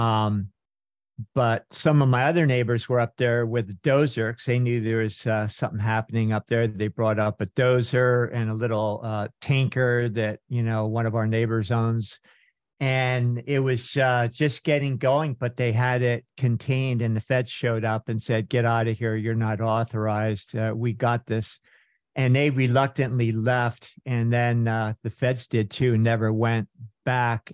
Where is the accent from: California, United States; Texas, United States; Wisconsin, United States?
California, United States; Northern; when I was growing up in Northern California